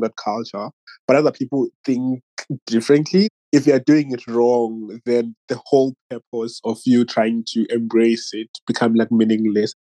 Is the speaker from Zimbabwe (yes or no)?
yes; Zimbabwe; now in Australia; I'm from Zimbabwe, but I live in Australia.